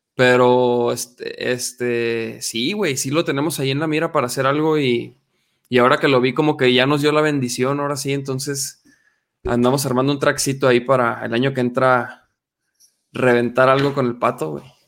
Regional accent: Chihuahua, Mexico; moved away as an adult; now in Guadalajara, Mexico; Yo soy de Chihuahua, yo soy del norte del país precisamente y me vine acá a Guadalajara este, hace como casi 14 años

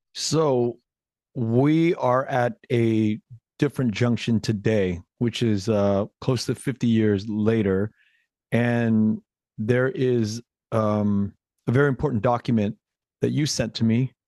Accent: United States; an American born kid, uh, with Vietnamese roots to my, to my mother, to my motherland

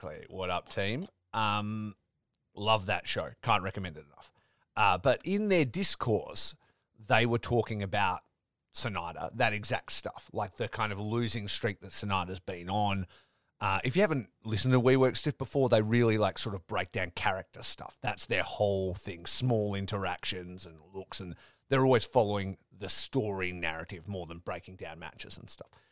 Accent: Perth, Western Australia, Australia; these are these are my people, right? You'd think I'm a podcaster from Perth

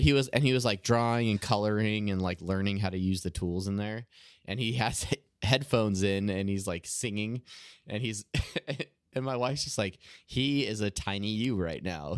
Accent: Southern California, United States; I grew up in Southern California

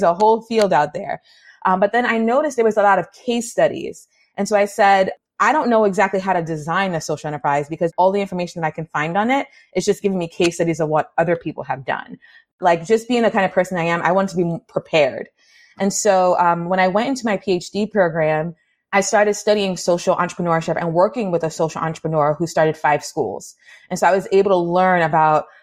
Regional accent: New York City, New York, United States; growing up in the Bronx, New York

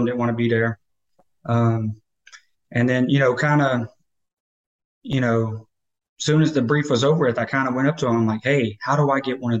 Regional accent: North Carolina, United States; also born or lived in Las Cruces, New Mexico; I'm originally from North Carolina, but I graduated high school in Las Cruces, and I actually signed up for the Army my 10th grade year.

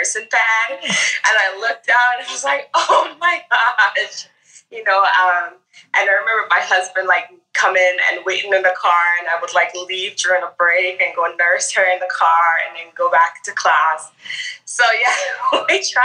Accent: Grenada; moved away as an adult; now in United States; I'm actually from the Caribbean. So I was born and raised in Grenada and I came here for college.

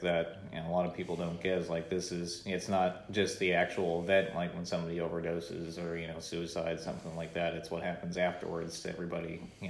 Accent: Northeast, United States; I grew up in the Northeast

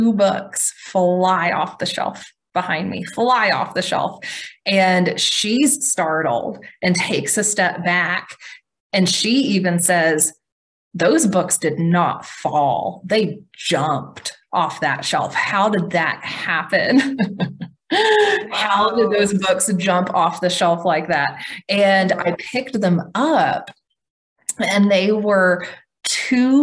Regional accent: Tulsa, Oklahoma, United States; moved away; in Tulsa, Oklahoma, where I'm from

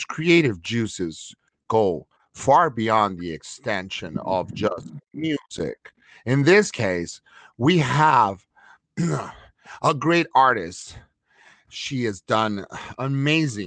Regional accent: Los Angeles, California, United States; I'm from East LA myself

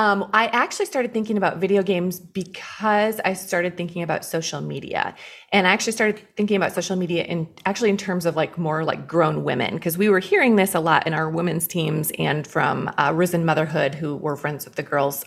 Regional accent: Iowa, United States; moved away as an adult; now in Chicago, United States; I grew up in the cornfields of Iowa. Went to school out there at the Dort University, which is a Reformed college in Iowa, and then met my husband there, and we came to Chicago to go to graduate school and then never left.

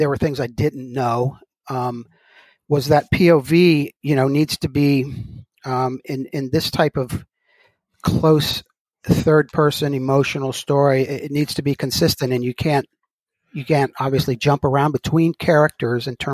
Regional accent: Gulf of Mexico, Gulf Coast, United States; I grew up on the Gulf of Mexico

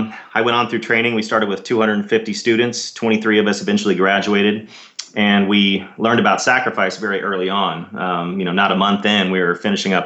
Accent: Dallas, Texas, United States; I grew up in Dallas, Texas, and did my undergrad at Southern Methodist University

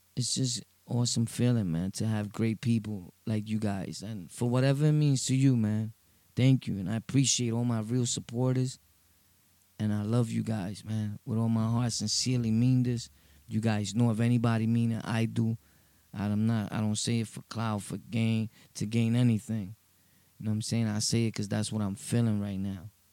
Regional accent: New York City, New York, United States; from Brooklyn, Sunset Park

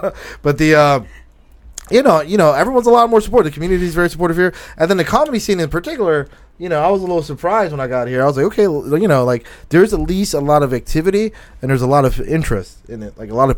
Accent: Philadelphia, Pennsylvania, United States; I was born and raised in Philly

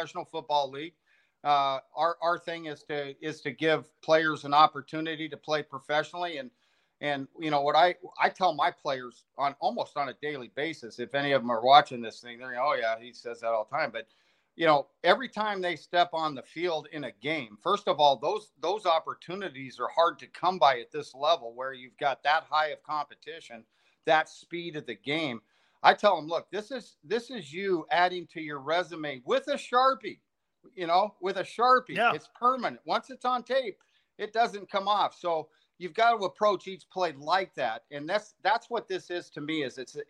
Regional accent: Los Angeles, California, United States; I grew up in California and Los Angeles area

